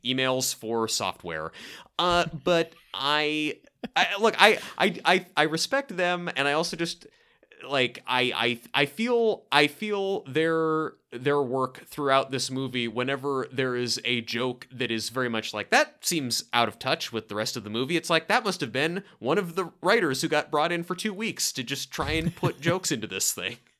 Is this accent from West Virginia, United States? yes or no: no; Portland, Oregon, United States; I am from Portland, Oregon